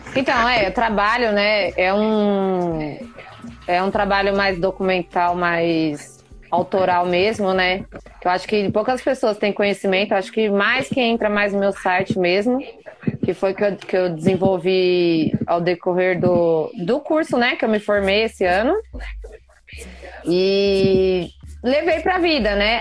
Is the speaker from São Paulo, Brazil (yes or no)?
yes; São Paulo, Brazil; sou de Taipas